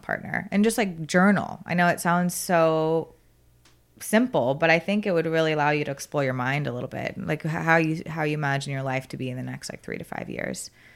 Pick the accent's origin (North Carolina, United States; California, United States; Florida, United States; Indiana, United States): Florida, United States; South; now in Austin, United States; I go home and I'm from South Florida